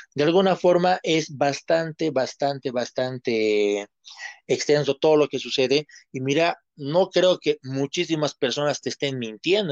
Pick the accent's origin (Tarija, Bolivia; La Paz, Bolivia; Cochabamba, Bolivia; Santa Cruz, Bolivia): Cochabamba, Bolivia; nosotros como tanto como cochabaminos como bolivianos